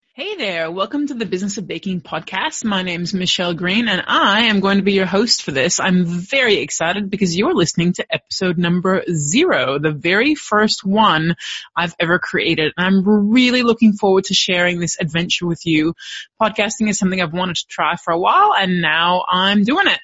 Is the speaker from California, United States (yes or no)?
yes; Los Angeles, California, United States; moved away as an adult; now in Melbourne, Australia; I was born and raised in Los Angeles, California, and I came out here to Melbourne, Australia on a one year study abroad program